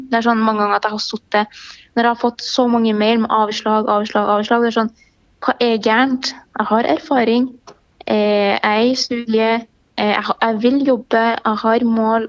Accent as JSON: {"language": "Norwegian", "country": "Palestine", "tie": "born or raised there", "second_language": "Norwegian", "moved": "yes", "lives_now": "Norway", "said": "jeg er født i Palestina"}